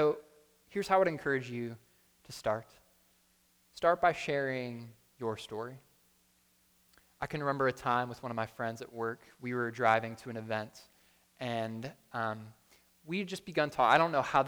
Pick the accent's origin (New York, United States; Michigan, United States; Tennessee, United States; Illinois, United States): New York, United States; Buffalo; moved away; I'm from Buffalo